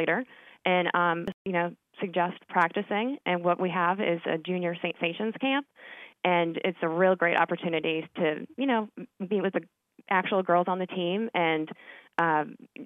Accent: Scranton, Pennsylvania, United States; moved away as an adult; now in New Orleans, United States; I'm from Scranton, Pennsylvania

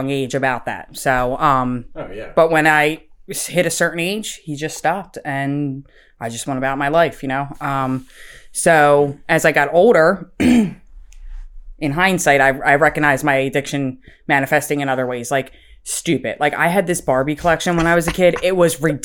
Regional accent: Philadelphia, Pennsylvania, United States; I am from Philadelphia, Pennsylvania

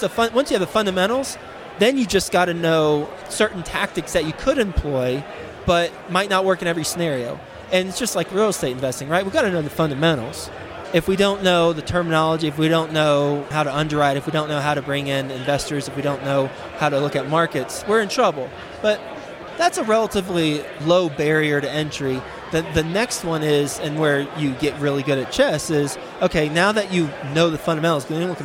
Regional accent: Fort Worth, Texas, United States; now in Cincinnati, United States; I am from Fort Worth, and we have the majority of our portfolio in Dallas-Fort Worth

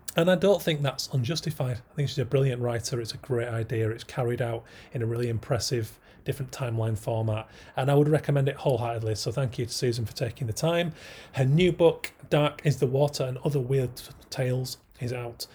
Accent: Yorkshire and the Humber, United Kingdom; I'm a Yorkshireman

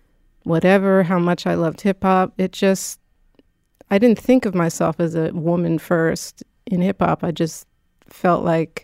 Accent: Philadelphia, Pennsylvania, United States; I'm a Philadelphian, yes, a proud Philadelphian.

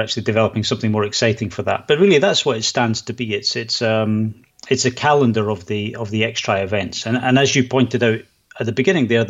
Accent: Scotland, United Kingdom; also born or lived in Edinburgh, Scotland; now in Sweden; I am actually from Scotland. I do live in Sweden

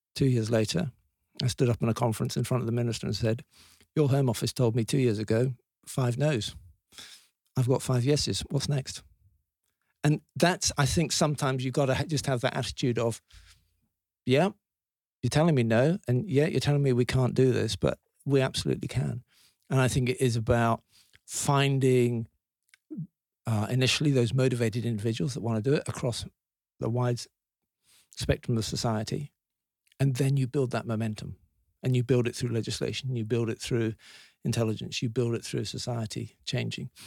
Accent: Leeds, Yorkshire and the Humber, United Kingdom; I was born in Leeds

